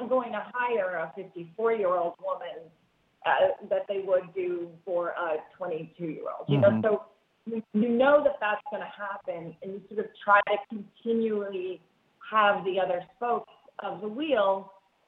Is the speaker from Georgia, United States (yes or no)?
no; New York, United States; I'm from New York